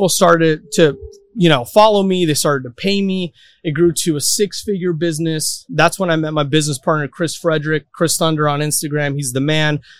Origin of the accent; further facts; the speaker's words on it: Quito, Pichincha, Ecuador; now in Miami, United States; I'm originally from Quito, Ecuador. Many people know that in South America. That's where I grew up, moved here in 2001.